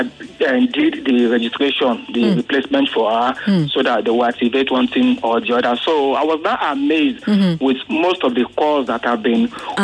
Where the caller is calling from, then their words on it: Lagos, Nigeria; I'm calling from Satellite Town.